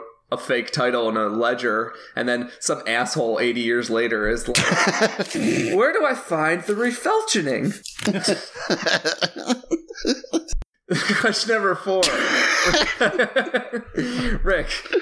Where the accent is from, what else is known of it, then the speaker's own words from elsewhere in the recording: Illinois, United States; I was from Illinois